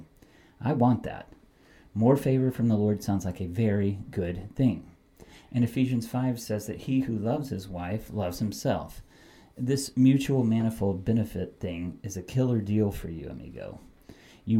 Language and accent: English; United States; as American consumers